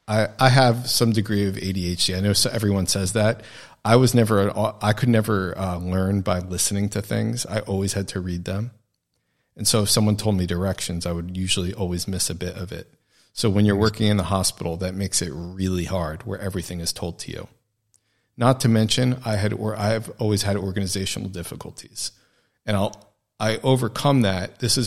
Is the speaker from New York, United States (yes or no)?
yes; New York, United States; Because I came from New York and was viewed, I guess, maybe as having a little bit more experience with the fast pace of life